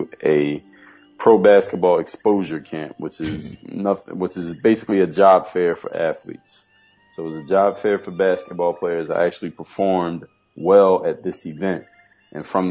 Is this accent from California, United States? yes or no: no; Philadelphia, Pennsylvania, United States; moved away as an adult; now in Miami, United States; I come from Philadelphia, Pennsylvania